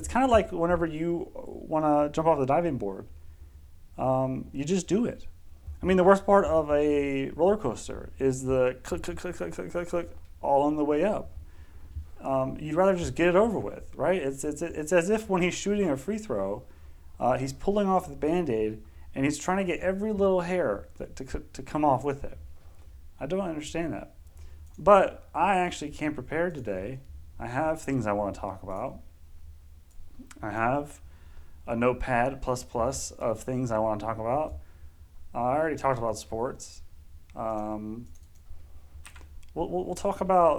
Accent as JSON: {"language": "English", "country": "United States", "said": "as an American"}